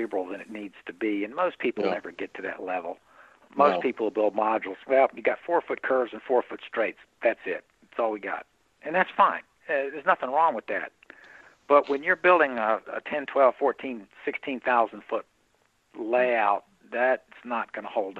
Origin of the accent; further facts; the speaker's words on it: Indiana, Pennsylvania, United States; my hometown of Pennsylvania, Indiana, Pennsylvania